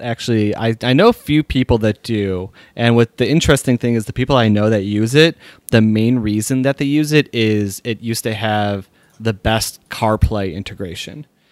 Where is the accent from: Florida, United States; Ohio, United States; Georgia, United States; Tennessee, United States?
Ohio, United States; Sharonville; that's my hometown.